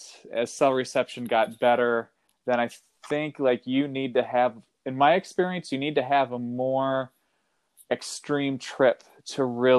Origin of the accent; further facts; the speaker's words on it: Kentucky, United States; now in California, United States; I grew up in Kentucky, and wasn't really introduced to the outdoors until I moved to California around 2007